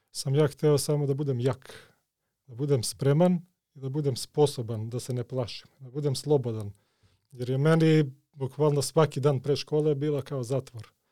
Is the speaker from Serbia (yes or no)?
yes; Serbia; also born or lived in Skopje, North Macedonia; Главно, кога сам био клинец, Ja sam rođen ovde u Skoplju, Živeli smo onako u baš mladom detinstvu ovde. mm-hmm. ali svaki put kad bi roditelji imali ono, bračne probleme, hajde odmah u Srbiju, zimski raspust, dok se to ne reši. Tako da sam pošao u školu u Srbiju u stvari.